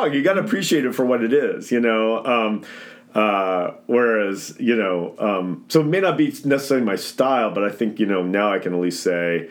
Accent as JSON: {"language": "English", "region": "Indiana", "country": "United States", "tie": "born or raised there", "moved": "as an adult", "lives_now": "Minneapolis, United States", "said": "growing up in Indiana"}